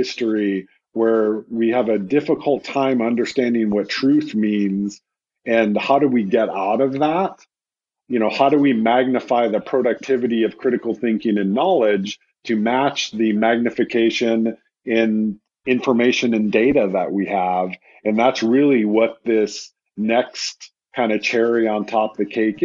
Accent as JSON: {"language": "English", "country": "United States", "said": "speaking as an American"}